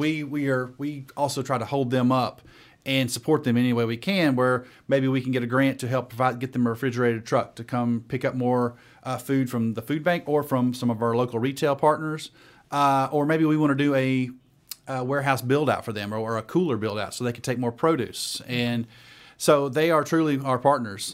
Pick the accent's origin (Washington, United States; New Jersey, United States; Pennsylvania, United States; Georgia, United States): Georgia, United States; Dalton; moved away as an adult; now in Atlanta, United States; I am originally from Dalton, Georgia, North Georgia